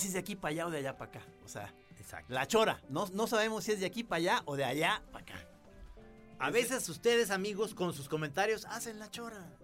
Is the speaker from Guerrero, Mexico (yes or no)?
no; Guadalajara, Jalisco, Mexico; somos de Guadalajara